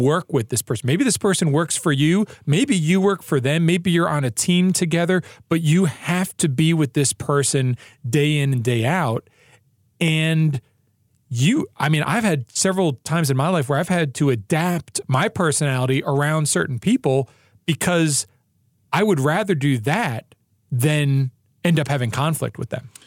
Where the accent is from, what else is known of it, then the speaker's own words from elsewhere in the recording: New York, United States; I'm also from New York